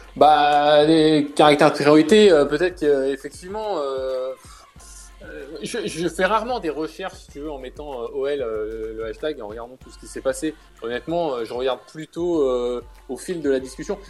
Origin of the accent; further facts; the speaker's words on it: Lyon, Auvergne-Rhône-Alpes, France; je suis né à Lyon, comme tu l'as dit. Je, j'ai jamais, euh, j'ai toujours euh, grandi, j'ai toujours habité à Lyon